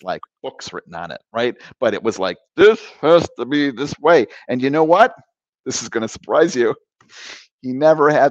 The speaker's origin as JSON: {"language": "English", "town": "Cleveland", "region": "Ohio", "country": "United States", "tie": "born or raised there", "said": "I was born in Cleveland"}